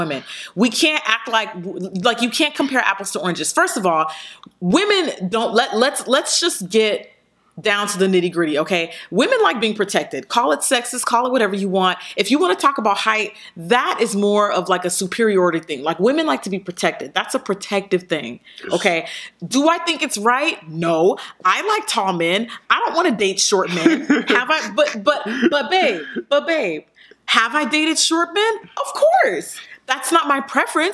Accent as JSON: {"language": "English", "town": "La Puente", "region": "California", "country": "United States", "tie": "born or raised there", "said": "I grew up in San Gabriel Valley. I grew up in La Puente"}